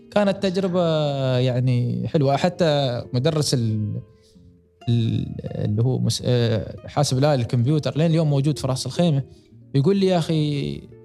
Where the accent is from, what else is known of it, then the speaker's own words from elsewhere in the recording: United Arab Emirates; عندنا في الامارات